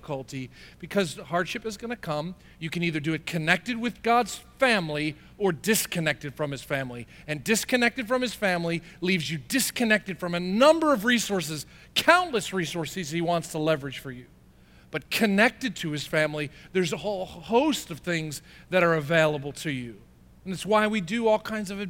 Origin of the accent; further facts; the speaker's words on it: New Jersey, United States; I'm from Jersey.